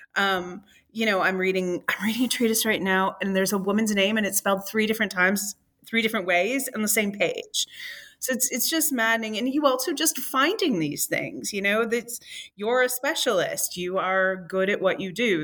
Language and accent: English; Michigan, United States; I, as a Michigander, I don't think I'll ever sound like a Floridian